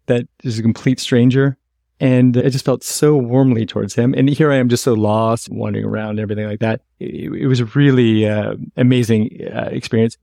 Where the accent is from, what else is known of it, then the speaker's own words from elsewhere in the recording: San Francisco, California, United States; moved away; I'm originally from San Francisco